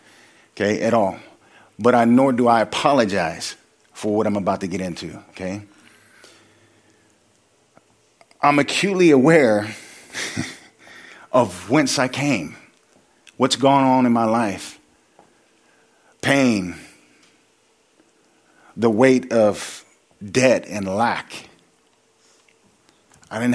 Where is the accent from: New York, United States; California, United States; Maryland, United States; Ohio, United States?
California, United States; Sacramento; I come from Sacramento. I was living in the projects